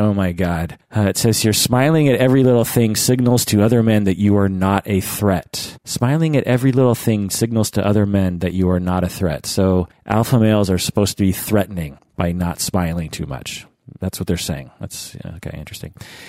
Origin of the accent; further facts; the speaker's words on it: Ireland; To be upfront, I am from Ireland, and so this concept is a little alien, but it is slowly getting mentioned in my country also.